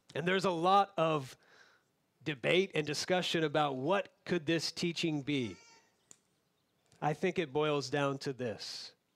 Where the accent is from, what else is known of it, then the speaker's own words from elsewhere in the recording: Florida, United States; moved away; where I grew up in Florida